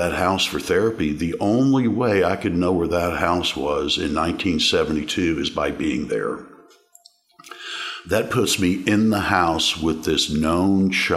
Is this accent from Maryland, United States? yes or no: no; Overland Park, Kansas, United States; I grew up in Overland Park, Kansas, on the eastern edge of Overland Park, Kansas.